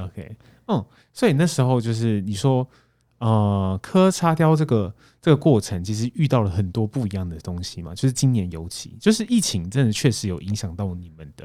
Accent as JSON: {"language": "Chinese", "region": "Taipei", "country": "Taiwan", "said": "我是台北人"}